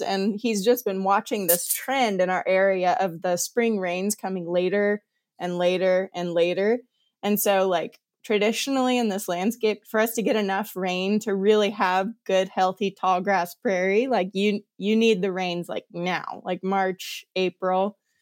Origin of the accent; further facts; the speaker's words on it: Kansas, United States; accent: Kansas-y; moved away; also born or lived in Montana; I grew up in Kansas, so I know, like, I know this ecosystem, or I grew up around it